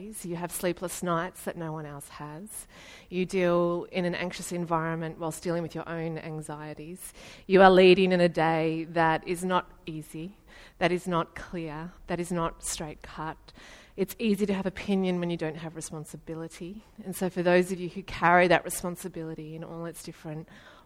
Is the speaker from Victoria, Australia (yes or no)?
yes; Ballarat, Victoria, Australia; I'm from Ballarat.